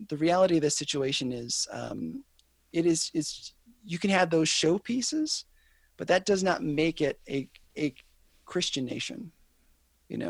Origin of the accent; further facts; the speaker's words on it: United States; I love being an American